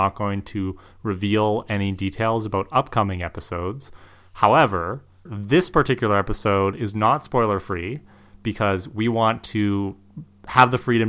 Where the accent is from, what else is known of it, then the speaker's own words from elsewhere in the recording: Canada; accent: Canadian; First thing I think people need to know is I'm Canadian.